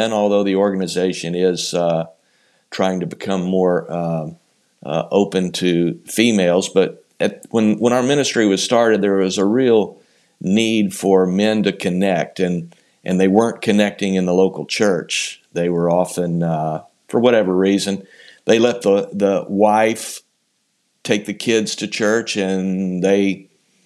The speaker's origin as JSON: {"language": "English", "town": "Houston", "region": "Texas", "country": "United States", "tie": "born or raised there", "also_born_or_lived": "Richmond, Texas", "said": "I was born and raised in the Houston area"}